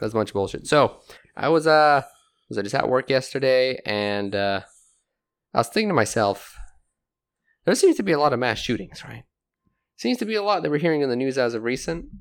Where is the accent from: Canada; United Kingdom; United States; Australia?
United Kingdom; England; moved away; growing up in England, eh, gun crime wasn't really a thing